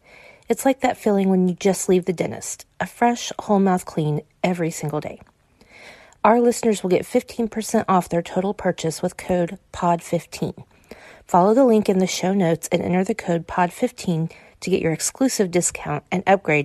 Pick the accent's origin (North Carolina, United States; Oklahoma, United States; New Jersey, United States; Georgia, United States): Oklahoma, United States; We grew up in Oklahoma.